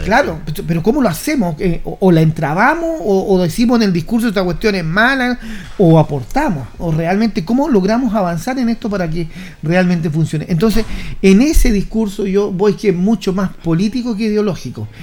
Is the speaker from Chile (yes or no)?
yes; Chile; Somos Chile